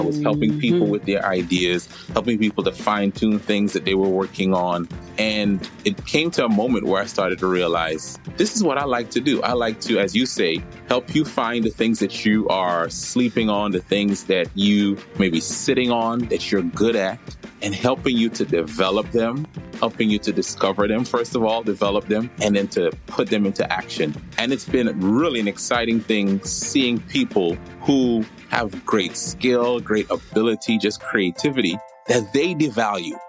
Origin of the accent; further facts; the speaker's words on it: Trinidad & Tobago; moved away as an adult; also born or lived in New York; my story starts in New York, but really I grew up in Trinidad.